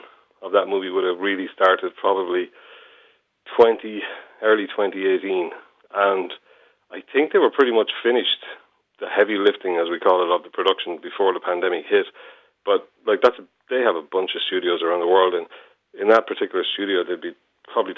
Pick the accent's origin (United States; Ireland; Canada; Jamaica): Ireland; Waterford, Munster; also born or lived in Wexford; I'm from Waterford and I know the southeast and I used to live in Wexford